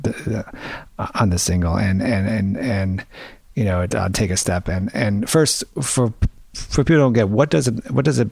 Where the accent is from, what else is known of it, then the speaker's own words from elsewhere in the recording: New York City, New York, United States; I grew up in Washington Heights, New York